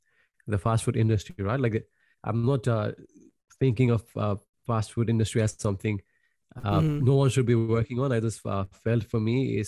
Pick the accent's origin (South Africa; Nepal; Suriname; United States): Nepal; moved away as an adult; But that's what I got signed up when I came from Nepal.